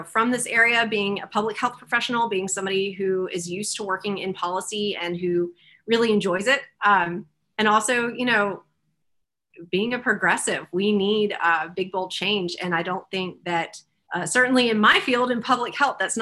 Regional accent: Greenville, South Carolina, United States; I am from this district. I grew up in Greenville.

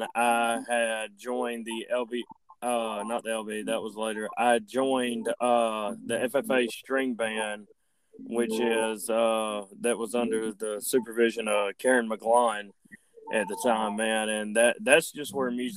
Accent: Andalusia, Alabama, United States; I was born and raised in Andalusia, Alabama

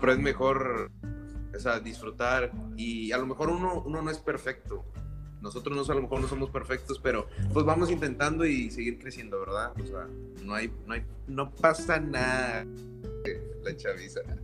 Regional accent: Valle Hermoso, Tamaulipas, Mexico; moved away as an adult; now in Monterrey, Mexico; soy de Vallehermosa, Tamaulipas.

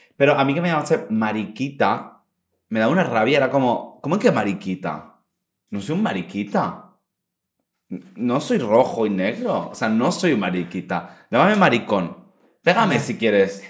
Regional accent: Santa Ponsa, Balearic Islands, Spain; mi pueblo es Santa Ponsa

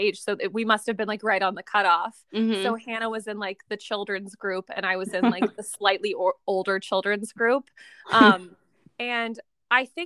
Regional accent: Tacoma, Washington, United States; moved away as an adult; now in Portland, United States; We're from Washington State in a city called Tacoma, and we currently both still live

